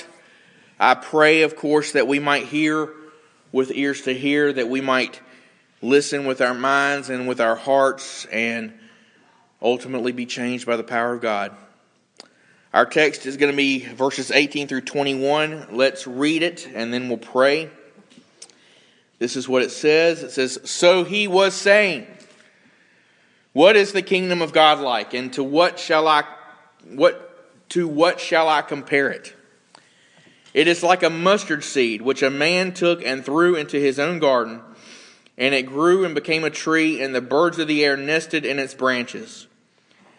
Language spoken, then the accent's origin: English; United States; as an American